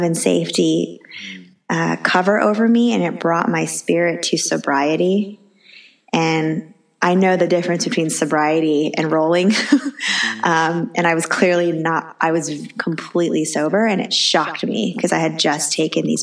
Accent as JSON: {"language": "English", "country": "United States", "said": "I'm Chinese American"}